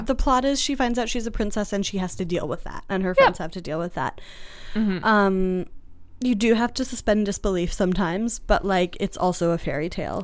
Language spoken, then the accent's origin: English; Boston, Massachusetts, United States; I'm from Boston